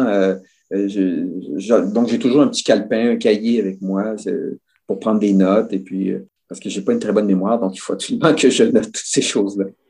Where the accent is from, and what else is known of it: Quebec, Canada